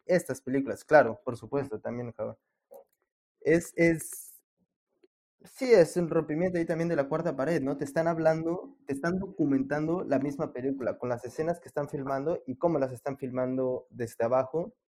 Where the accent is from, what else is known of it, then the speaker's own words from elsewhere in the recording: Mexico City, Mexico; los tres somos de la Ciudad de México